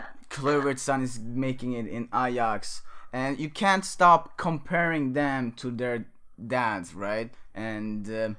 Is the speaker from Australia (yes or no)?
no; Örebro, Örebro County, Sweden; moved away; My hometown.